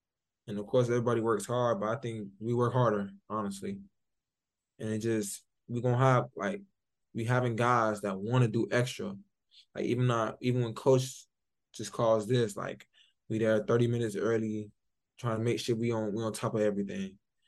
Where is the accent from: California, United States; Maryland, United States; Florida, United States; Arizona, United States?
Florida, United States; Miami; In Liberty City.